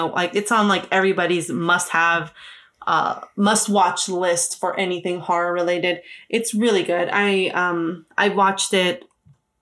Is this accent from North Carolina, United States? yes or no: no; Los Angeles, California, United States; I'm from